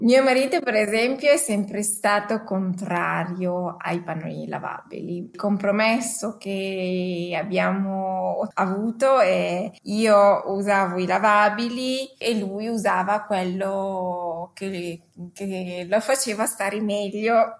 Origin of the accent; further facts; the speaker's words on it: Lombardy, Italy; io sono cresciuta in una io vengo sono originaria della Lombardia